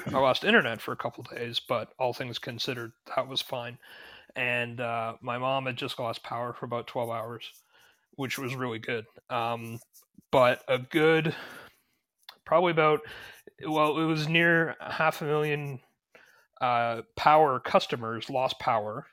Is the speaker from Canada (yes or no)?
yes; Ontario, Canada; moved away as an adult; also born or lived in Toronto; I'm from Ontario